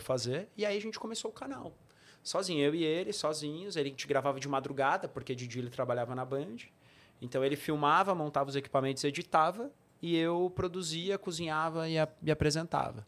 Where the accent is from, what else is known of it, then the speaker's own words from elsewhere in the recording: São Bernardo do Campo, São Paulo, Brazil; also born or lived in São Caetano do Sul; eu sou de São, minha família é toda de São Bernardo, mas eu morei um tempo em São Caetano